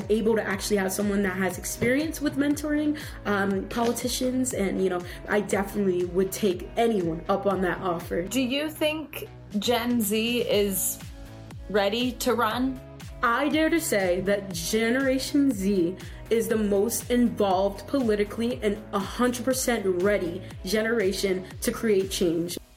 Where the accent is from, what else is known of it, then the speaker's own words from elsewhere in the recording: San Diego, California, United States; So I'm from San Diego, California, so we're going to try San Diego zip code.